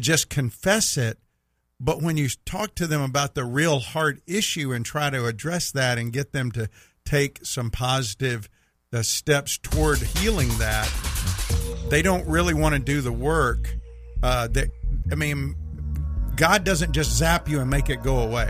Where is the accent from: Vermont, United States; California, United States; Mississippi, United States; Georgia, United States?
Mississippi, United States; you can tell I'm from Mississippi